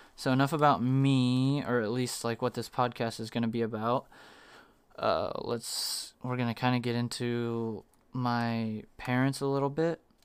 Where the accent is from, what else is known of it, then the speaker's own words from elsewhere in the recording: Arizona, United States; also born or lived in Virginia; I was, like, one when we moved to Arizona from Virginia